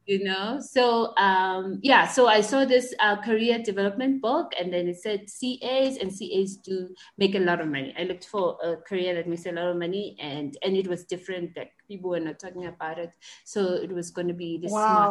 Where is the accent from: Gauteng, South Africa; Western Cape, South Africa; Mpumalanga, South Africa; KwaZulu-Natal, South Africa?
Gauteng, South Africa; Mamelodi; I was born and raised in Mamelodi